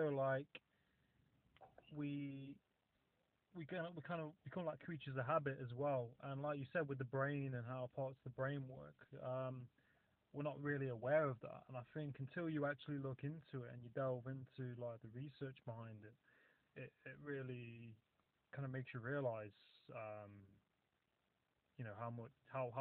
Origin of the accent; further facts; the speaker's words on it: Nottingham, East Midlands, United Kingdom; also born or lived in coastal England; now in England; Originally I'm from Nottingham, so like the East Midlands